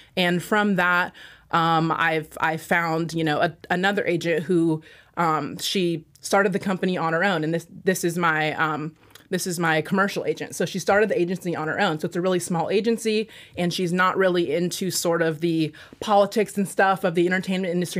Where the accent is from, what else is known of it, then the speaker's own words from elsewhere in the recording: Washington, United States; moved away as an adult; I am from Washington, and I was like, "You know what? I'm just gonna leave Washington. This place is too small